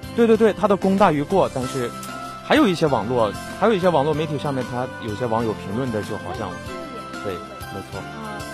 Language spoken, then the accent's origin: Chinese; northern China, China; moved away as an adult; also born or lived in Guangdong Ocean University, Guangdong; now in Guangdong, China; 我也是来自这个很远的地方，对吧？嗯。我是从这个咱们中国的最北边儿